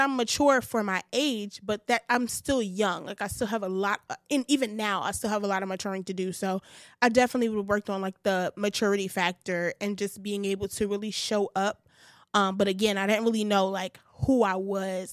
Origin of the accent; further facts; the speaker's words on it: New York City, New York, United States; I'm from Bed Stuy